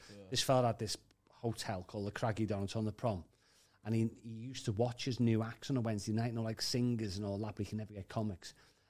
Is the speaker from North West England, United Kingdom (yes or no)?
yes; Liverpool, North West England, United Kingdom; accent: Scouse; Don't be carding me because I'm a Scouser.